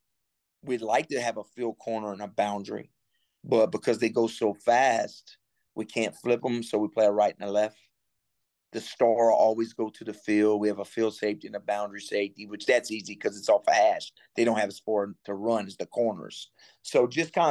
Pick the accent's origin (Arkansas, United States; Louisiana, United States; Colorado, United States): Louisiana, United States; Cajun; moved away as an adult; now in Miami, United States; I'm Cajun